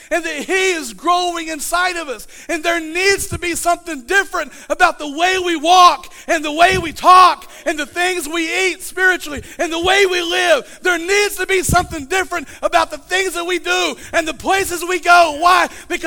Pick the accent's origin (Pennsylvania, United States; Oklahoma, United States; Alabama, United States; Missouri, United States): Oklahoma, United States; Southeast; I'm from Southeast Oklahoma.